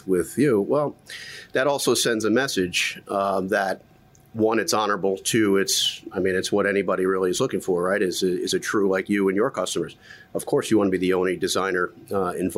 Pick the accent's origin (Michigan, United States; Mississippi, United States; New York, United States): New York, United States; Middletown; grew up upstate New York. I say upstate, but it's only about an hour and a half.